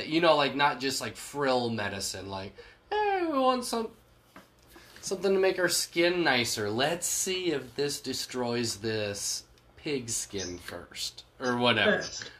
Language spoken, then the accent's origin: English; Australia; I'm from Australia.